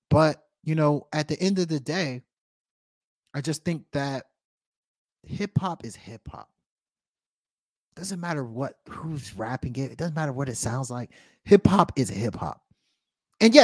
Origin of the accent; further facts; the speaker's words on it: United States; growing up as a Black American, right, or as a Nigerian American